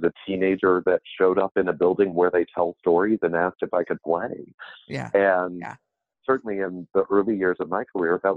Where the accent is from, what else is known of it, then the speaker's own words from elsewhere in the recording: Mississippi, United States; I grew up in Mississippi, and I come from a family of very, very gifted storytellers